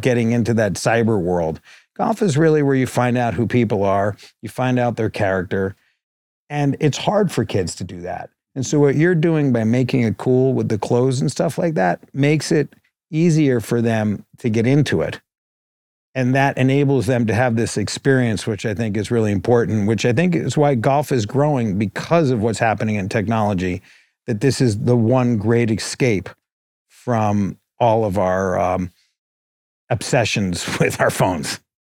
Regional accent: New York, United States; now in Los Angeles, United States; I grew up on the Upper East Side

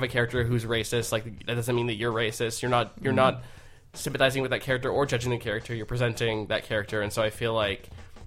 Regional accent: Los Angeles, California, United States; I'm from Los Angeles

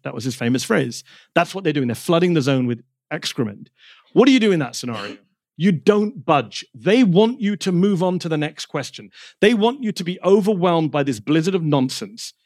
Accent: United Kingdom; born or raised there; moved away

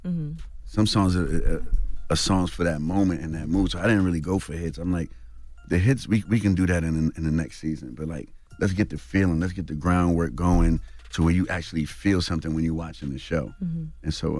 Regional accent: Bronx, New York, United States; growing up in Harlem and me going from the Bronx to Harlem all the time.

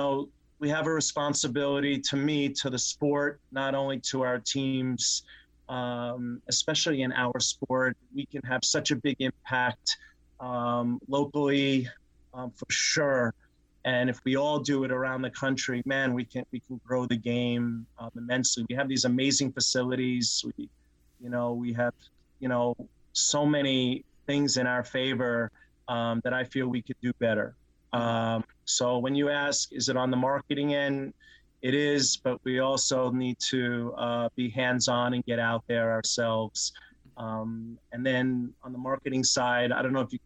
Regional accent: New York, United States; moved away; growing up in New York, what changed my life was going to the Columbia matches when I was a kid

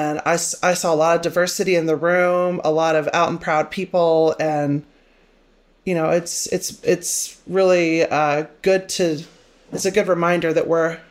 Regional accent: Manhattan, Kansas, United States; when I was growing up in Manhattan, you know, there was like one gay guy in town.

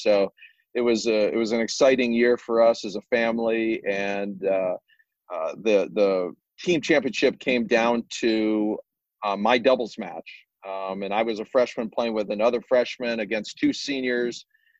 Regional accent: Northbrook, Illinois, United States; I grew up in Northbrook, Illinois, and played my high school tennis at Glenbrook North.

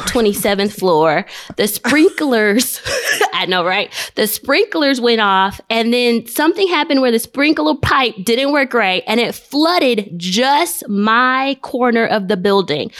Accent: Nigeria; I'm Nigerian.

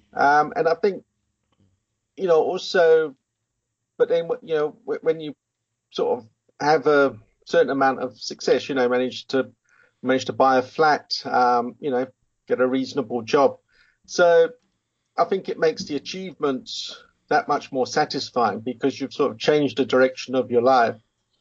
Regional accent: England, United Kingdom; moved away as an adult; now in South Africa; Well, I was born in England in 1970, which where I grew up. And then at the age of 20, I was wanting to travel the world a bit, and I had an uncle here in South Africa.

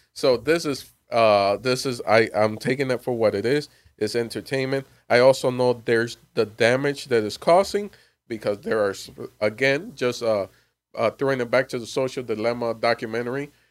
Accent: Miami, Florida, United States; moved away; I'm originally from Miami, Florida

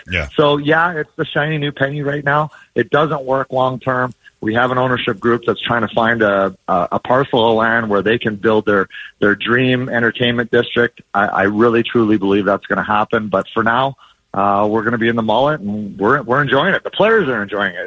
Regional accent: Edmonton, Alberta, Canada; now in Arizona, United States; I grew up in Edmonton.

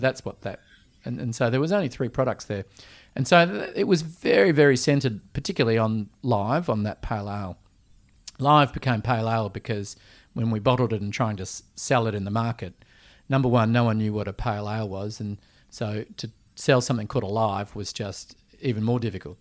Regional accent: Perth, Western Australia, Australia; also born or lived in Vancouver, Canada; someone that always loved hospitality growing up in Perth

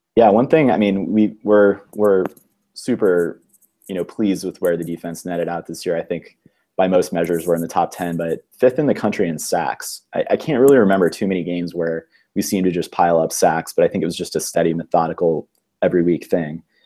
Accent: Ohio, United States; I grew up in Ohio

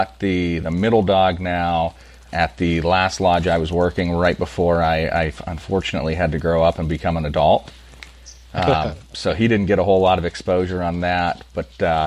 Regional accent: Pennsylvania, United States; Born and raised in Pennsylvania. I am in St. Mary's, which is middle of nowhere.

